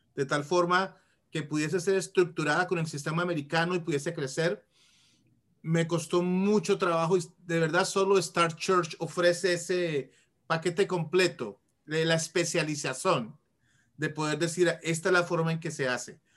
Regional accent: Colombia; moved away as an adult; now in Washington, D.C., United States; Vivo en Washington, D.C., cerca de Washington, D.C., original de Colombia. Uh, ah, inmigré a los Estados Unidos cuando tenía como 19 años

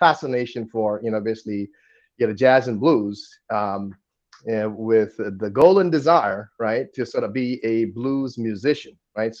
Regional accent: Kolkata, West Bengal, India; moved away as an adult; now in United States; I was born and went to school there in Don Bosco Park Circus

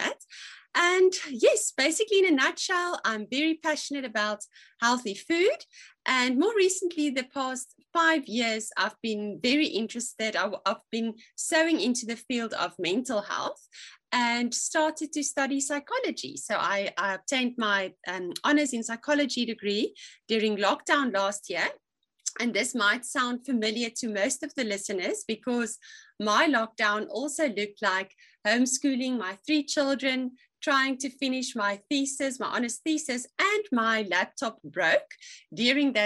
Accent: Free State, South Africa; moved away as an adult; also born or lived in Stellenbosch; now in George, South Africa; I was born and raised in the Free State, and I was the youngest of 4 children.

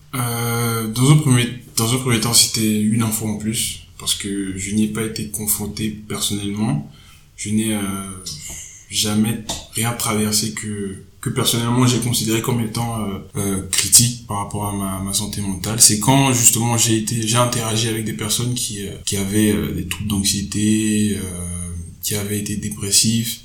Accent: Togo; moved away; j'ai grandi au Togo.

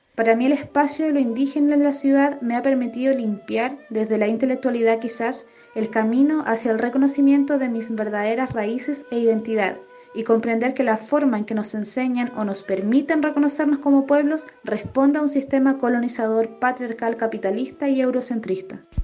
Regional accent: Wallmapu, Chile; moved away as an adult; now in Valparaíso, Chile; Yo fui criada en Hualmapu. Crecí rodeada de comunidades indígenas

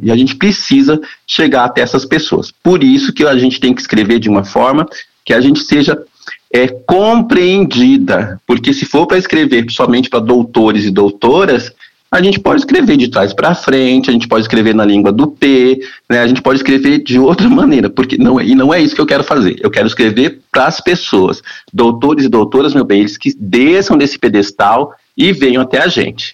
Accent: interior of Paraná, Brazil; A gente vem do interior do Paraná, né? a gente vem de famílias pobres

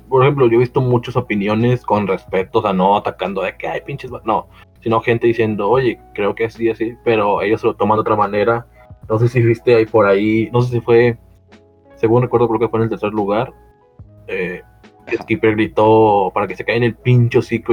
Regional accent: Mexico

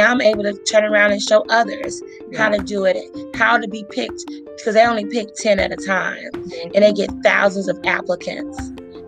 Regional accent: Gary, Indiana, United States; moved away; also born or lived in Omaha, Nebraska; I grew up in Gary, Indiana, when it was the murder capital of America during the 90s.

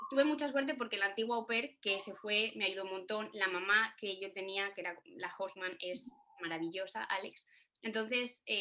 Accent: Salamanca, Castile and León, Spain; moved away as an adult; also born or lived in Oviedo; now in United States; yo hice mi máster en, en, Oviedo, en español como segunda lengua, y desde que me fui de Salamanca para hacer el máster, yo no he vuelto a mi casa con mis padres.

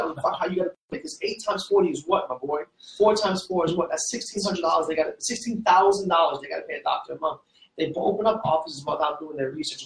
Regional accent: Fort Lauderdale, Florida, United States; also born or lived in Trinidad; So my parents from Trinidad, I grew up in Fort Lauderdale

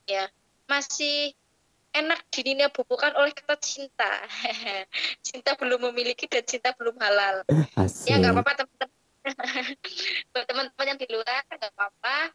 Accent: Banjarnegara, Central Java, Indonesia; asal dari Banjarnegara. Dan sekarang sedang menempuh pendidikan S1 di IAIN Salatiga.

